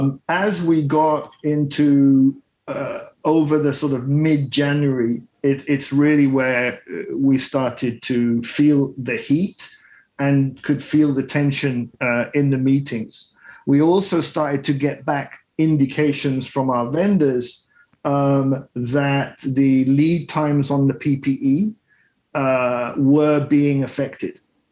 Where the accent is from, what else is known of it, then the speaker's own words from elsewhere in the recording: Kenya; I started off in Kenya. I grew up in Kenya. My father is Italian. My mother is a Brit.